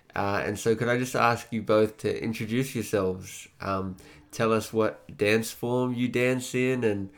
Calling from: Echuca, Victoria, Australia; And I'm speaking from Yorta Yorta land in Echuca in regional Victoria.

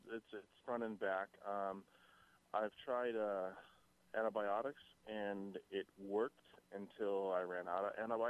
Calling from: San Luis Obispo, California, United States; San Luis Obispo.

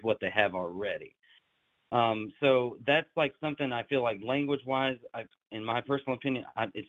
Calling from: Jackson, Tennessee, United States; the Teamster teacher from TikTok, and I am from Jackson, Tennessee. It's just West Tennessee.

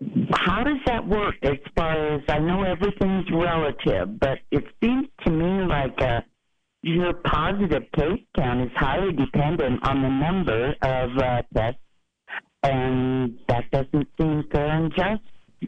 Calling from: Willits, California, United States; I'm calling from Willits

